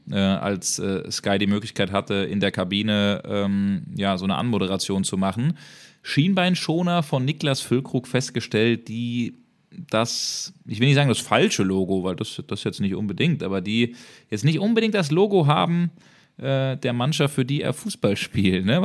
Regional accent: Bremen, Germany; ja gut, Werder Bremen ist meine Jugendliebe. Ich bin Bremer

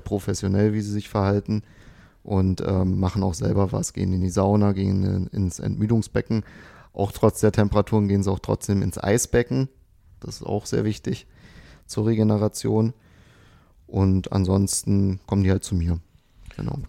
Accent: Dessau, Saxony-Anhalt, Germany; moved away; Ich komme ja nicht aus Potsdam oder aus Berlin, ich bin ja aus Dessau, also Sachsen-Anhalt

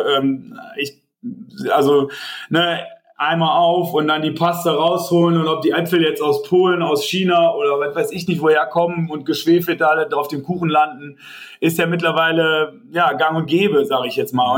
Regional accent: Tönisvorst, North Rhine-Westphalia, Germany; ich komme ja hier aus, aus Forst eigentlich gebürtig, hier aus Tönesforst

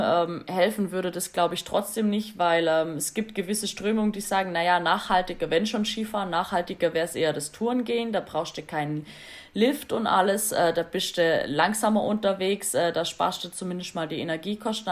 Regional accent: Swabia, Baden-Württemberg, Germany; ich mich jetzt natürlich wieder als Schwabe

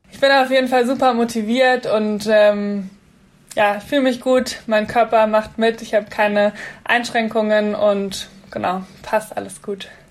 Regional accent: Munich, Bavaria, Germany; ich komme ja auch gebürtig aus München

